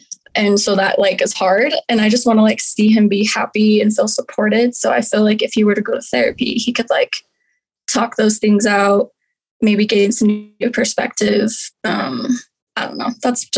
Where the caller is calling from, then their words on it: Utah, United States; I'm calling from Utah